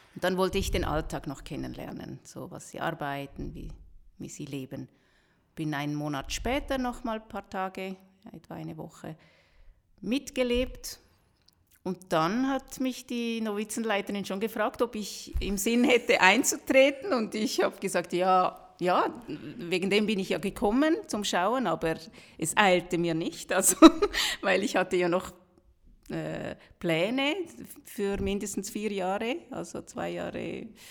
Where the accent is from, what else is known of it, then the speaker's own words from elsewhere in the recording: Rüti, Zurich, Switzerland; wir sind normal in der Schweiz aufgewachsen, geboren auch